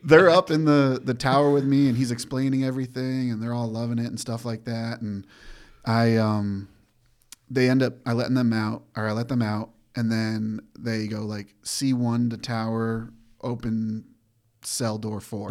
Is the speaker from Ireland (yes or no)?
no; Granby, Massachusetts, United States; moved away; from Granby, Massachusetts, small horse town.